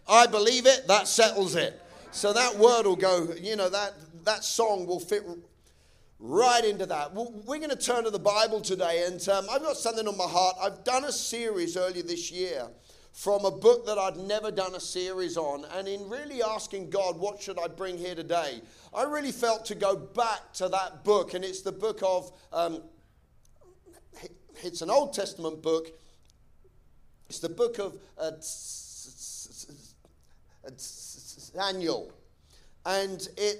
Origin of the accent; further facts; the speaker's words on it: England, United Kingdom; I'm English.